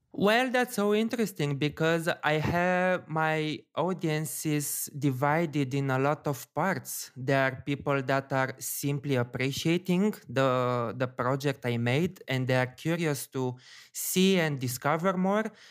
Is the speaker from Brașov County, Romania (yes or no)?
no; Bucharest, Romania; It's basically my hometown.